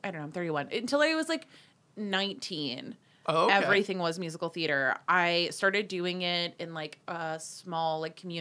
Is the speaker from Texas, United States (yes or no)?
no; New York City, New York, United States; moved away; I grew up in New York City